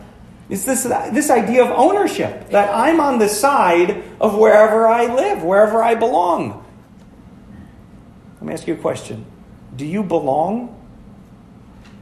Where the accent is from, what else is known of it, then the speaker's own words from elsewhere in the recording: Florence, Wisconsin, United States; moved away; I grew up over in Florence